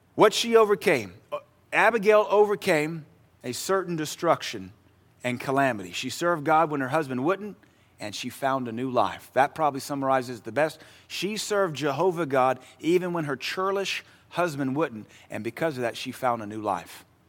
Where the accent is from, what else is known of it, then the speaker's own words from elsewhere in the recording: Pacific Northwest, United States; moved away; I grew up in the Pacific Northwest